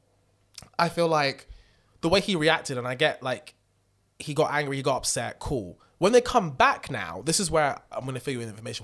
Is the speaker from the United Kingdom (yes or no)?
yes; United Kingdom; I am British